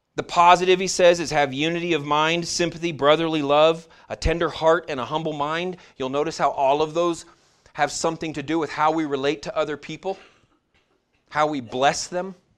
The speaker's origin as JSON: {"language": "English", "country": "United States", "said": "we as American Christians"}